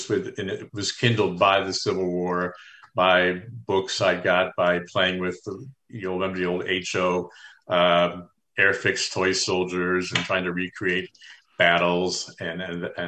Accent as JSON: {"language": "English", "town": "Chicago", "region": "Illinois", "country": "United States", "tie": "born or raised there", "said": "growing up in Chicago suburbs"}